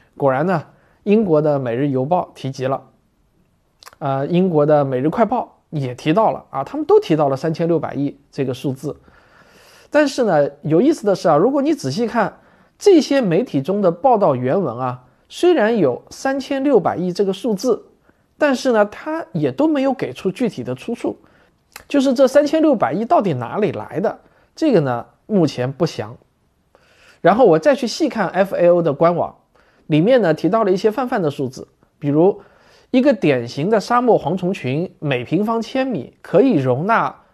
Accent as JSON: {"language": "Chinese", "country": "China", "said": "我们中国人"}